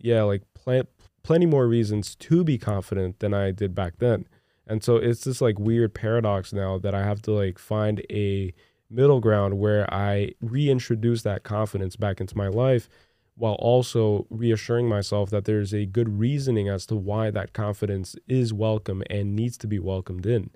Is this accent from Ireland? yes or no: no; Brazil; English is a second language; moved away; you guys should have seen me growing up in Brazil